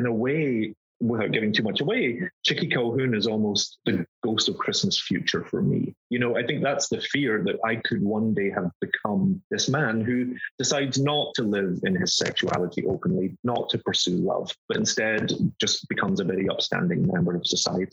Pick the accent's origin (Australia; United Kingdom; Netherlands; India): United Kingdom; Glasgow, Scotland; moved away as an adult; now in New York, United States; I had no desire or design to leave Glasgow